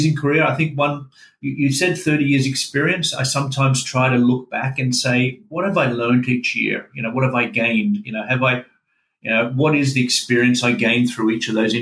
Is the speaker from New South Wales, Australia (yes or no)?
no; Melbourne, Victoria, Australia; also born or lived in Scandinavia / Asia Pacific; now in Sunshine Coast, Australia; I was born in Scandinavia, as the name may suggest, and moved with my parents a little bit, and we ended up in Melbourne in the early 1970s.